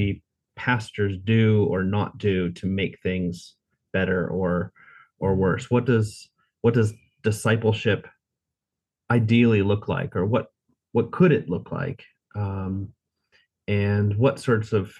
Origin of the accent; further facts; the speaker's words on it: United States; moved away as an adult; now in Munich, Germany; I've lived here for almost 20 years, but I grew up in the States